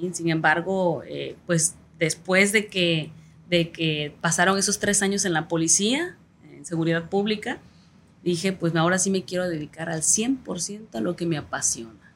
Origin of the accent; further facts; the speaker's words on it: Tierra Colorada, Guerrero, Mexico; also born or lived in Chilpancingo; no había un lugar donde nacer en Tierra Colorada más que de partera